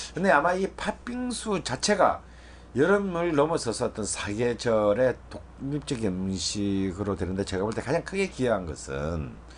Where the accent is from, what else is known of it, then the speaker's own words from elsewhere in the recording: Busan, South Korea; moved away; 저희 고향 부산에